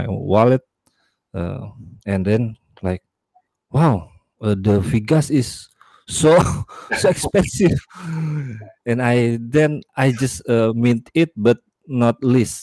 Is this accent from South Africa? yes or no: no; Indonesia; I'm from Indonesia